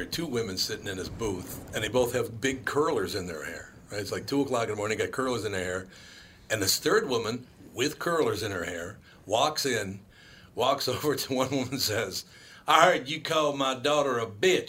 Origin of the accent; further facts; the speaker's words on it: Minneapolis, Minnesota, United States; also born or lived in Jacksonville, Florida; I grew up in Minneapolis